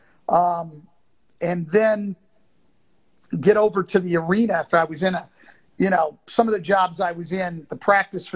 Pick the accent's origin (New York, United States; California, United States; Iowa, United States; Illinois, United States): California, United States; Bay Area; moved away; also born or lived in Detroit; I grew up in the Bay Area in California